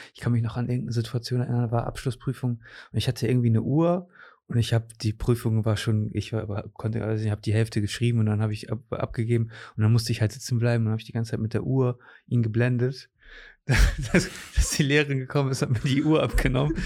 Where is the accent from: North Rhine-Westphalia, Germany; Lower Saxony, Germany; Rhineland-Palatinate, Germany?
Lower Saxony, Germany; Cuxhaven; also born or lived in Portugal / Osnabrück; Ich bin in Cuxhaven sogar geboren. Ich okay. bin hier geboren, war dann mit 13 für drei Jahre weg